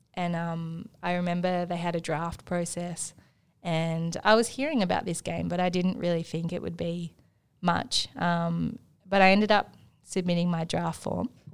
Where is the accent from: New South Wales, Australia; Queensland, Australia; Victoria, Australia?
Victoria, Australia; Markwood; I'm actually from a town in between Wangaratta and Myrtleford called Markwood, um, which is so small. Um, it has a tennis court that's overgrown. It used to have a primary school that's now shut down, um, which I went to.